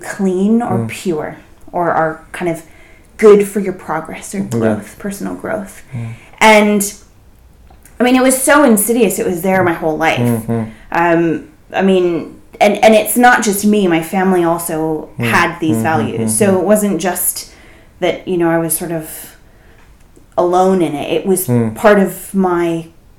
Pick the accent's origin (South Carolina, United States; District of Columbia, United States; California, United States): California, United States; San Francisco Bay Area; I grew up in the San Francisco Bay Area